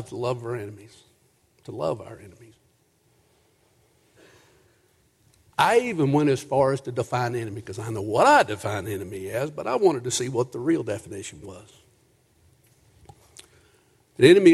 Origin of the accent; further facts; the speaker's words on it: Booneville, Kentucky, United States; I grew up in Boonville, Kentucky.